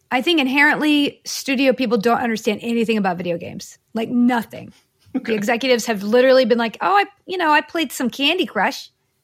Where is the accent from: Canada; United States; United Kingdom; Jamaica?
United States; the South; I grew up in all over the South, but I went to UT Austin.